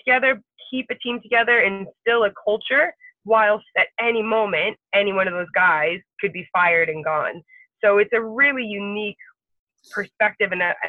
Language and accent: English; United Kingdom; So for me, being female, technically being British, those are obviously things.